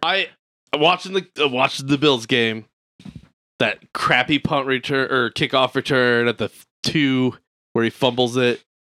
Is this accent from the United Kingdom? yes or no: no; Midwest, United States; we're fat, we're white, we're from the Midwest.